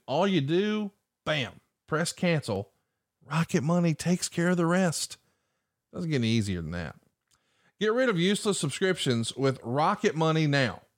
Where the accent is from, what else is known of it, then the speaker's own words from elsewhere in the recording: Alabama, United States; I'm from Alabama